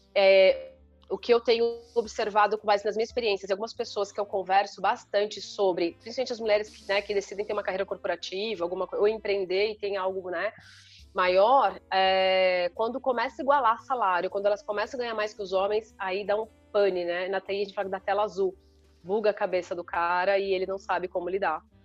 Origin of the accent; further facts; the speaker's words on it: Sorocaba, São Paulo, Brazil; moved away; eu sou de Sorocaba, assim, interior